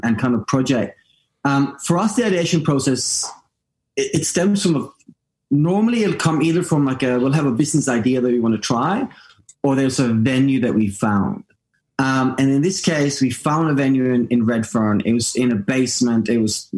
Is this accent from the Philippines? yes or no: no; Norway; English is a second language; I'm Norwegian, so I learned English watching Eddie Murphy